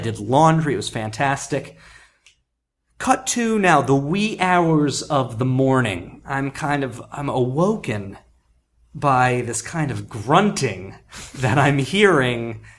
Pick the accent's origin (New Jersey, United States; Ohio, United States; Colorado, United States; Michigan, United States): New Jersey, United States; also born or lived in Wichita Falls, Texas; We moved to New Jersey, where I actually grew up. We moved when I was an infant. I went back to Wichita Falls. I personally barely survived growing up in suburban New Jersey.